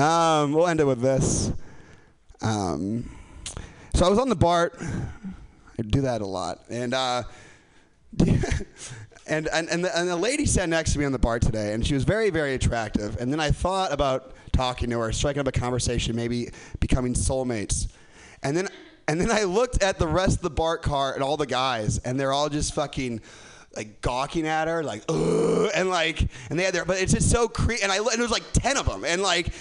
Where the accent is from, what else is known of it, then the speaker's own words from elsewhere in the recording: Chicago, Illinois, United States; moved away; I'm from Chicago